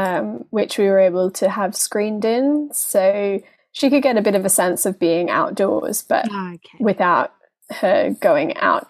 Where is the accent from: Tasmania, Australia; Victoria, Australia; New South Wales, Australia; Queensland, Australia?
Queensland, Australia; Brisbane; moved away as an adult; now in London, United Kingdom; I now live in London after growing up in Australia.